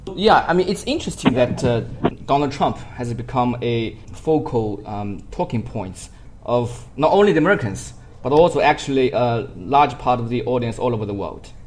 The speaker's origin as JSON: {"language": "English", "country": "China", "said": "myself as a Chinese"}